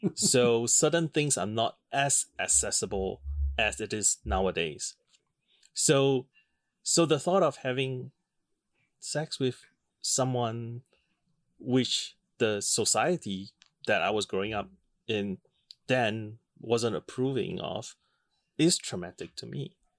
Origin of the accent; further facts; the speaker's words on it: Singapore; a rather conservative environment, which I grew up in in Singapore